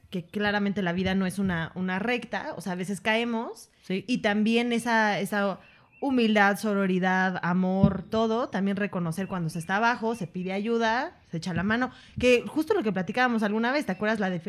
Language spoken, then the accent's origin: Spanish; Atizapán de Zaragoza, State of Mexico, Mexico; yo soy una presencia de Atizapán de Zaragoza, Estado de México, güey.